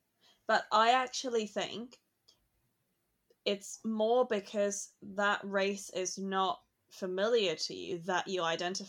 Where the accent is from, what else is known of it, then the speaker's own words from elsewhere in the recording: Hong Kong; moved away; when I grew up in Hong Kong and learning English